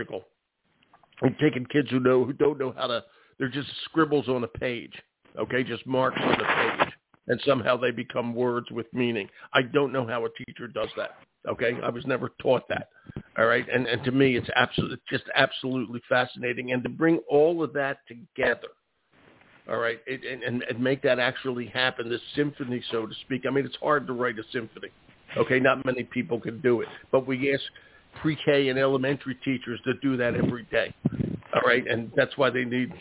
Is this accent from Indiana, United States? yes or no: no; Philadelphia, Pennsylvania, United States; I grew up in West Philadelphia